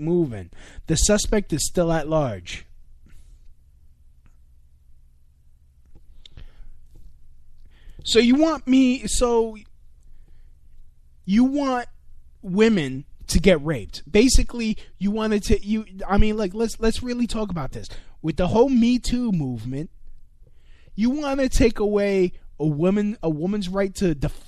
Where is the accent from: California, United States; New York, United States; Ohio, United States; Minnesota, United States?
New York, United States; New York City; my hometown, New York City